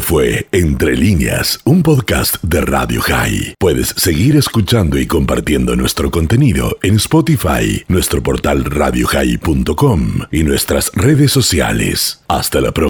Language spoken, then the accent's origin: Spanish; Bogotá, Colombia; moved away as an adult; now in Israel; yo originalmente nací en Colombia, crecí en Bogotá